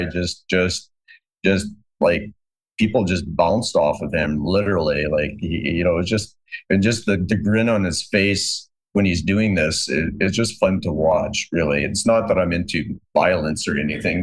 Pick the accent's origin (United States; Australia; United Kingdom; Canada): Canada; I'm Canadian